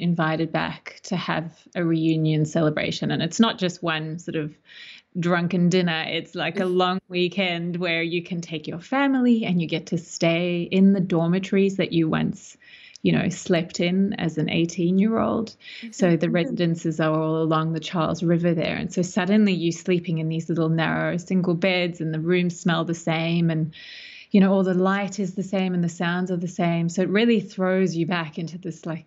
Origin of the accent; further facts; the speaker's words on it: Australia; also born or lived in South Africa / Melbourne, Australia / United States; now in Sydney, Australia; So I grew up between South Africa and Australia, and ended up at high school here in Sydney